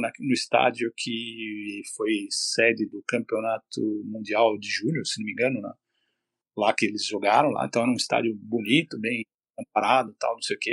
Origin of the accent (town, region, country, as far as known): Brazil; moved away as an adult; now in Canada